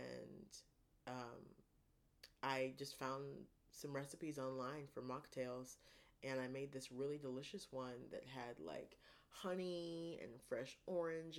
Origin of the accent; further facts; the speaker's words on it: Ohio, United States; I'm from Ohio, so I say pop